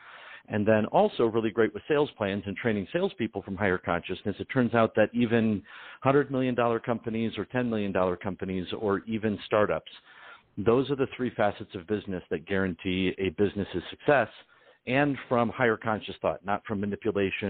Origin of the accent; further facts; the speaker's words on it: Detroit, Michigan, United States; My family's Sicilian, Ukrainian, and I'm from Detroit.